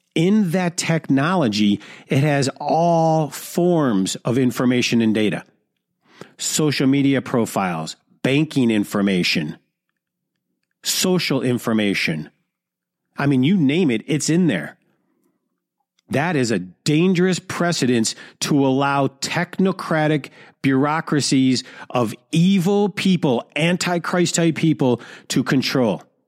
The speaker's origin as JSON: {"language": "English", "town": "Detroit", "region": "Michigan", "country": "United States", "tie": "born or raised there", "said": "the hood of Detroit, which is my hometown"}